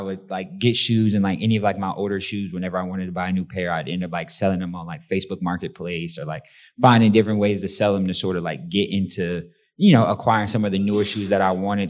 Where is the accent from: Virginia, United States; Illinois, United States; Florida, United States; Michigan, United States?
Florida, United States; St. Petersburg; growing up in St. Pete